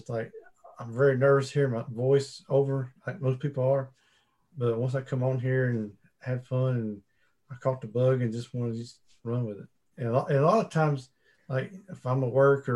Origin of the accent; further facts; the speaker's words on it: Statesville, North Carolina, United States; accent: southern; we're from north of Charlotte. We're up here in Statesville.